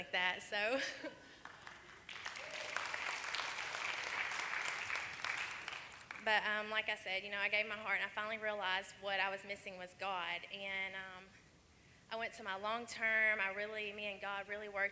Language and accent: English; Portland, Tennessee, United States; I'm from Portland, Tennessee, and I am 23 years old